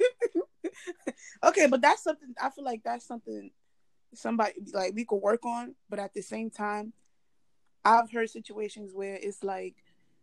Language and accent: English; Nigeria; as a Nigerian